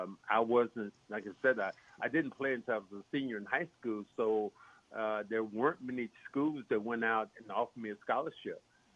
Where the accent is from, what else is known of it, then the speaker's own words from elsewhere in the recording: the South, United States; my life has been composed of so many different things about growing up in the South.